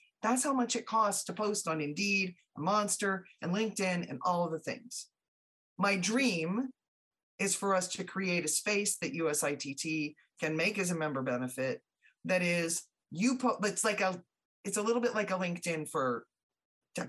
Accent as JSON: {"language": "English", "region": "Southeast", "country": "United States", "tie": "born or raised there", "said": "I grew up in the Southeast"}